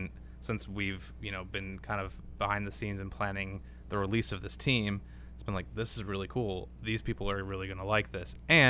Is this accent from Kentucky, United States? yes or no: no; Ohio, United States; now in Washington, D.C., United States; I'm from Ohio